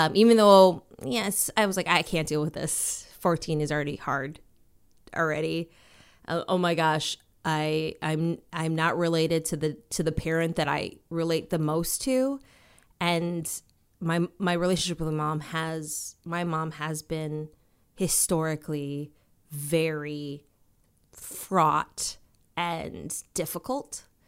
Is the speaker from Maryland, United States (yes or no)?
no; Minnesota, United States; also born or lived in Washington, D.C.; growing up for me was like, it was, um, in Minnesota. Um, I was born in Washington, D C. Then we moved to Minnesota